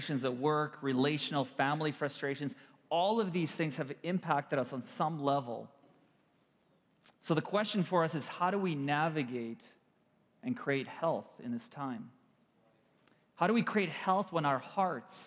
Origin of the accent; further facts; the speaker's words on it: Kyiv, Ukraine; moved away; I was born in Kiev, Ukraine. We have relatives and family and friends back home.